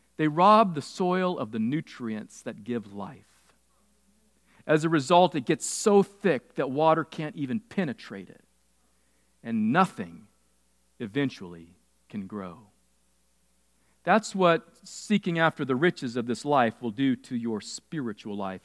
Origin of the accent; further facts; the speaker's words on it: California, United States; I grew up in California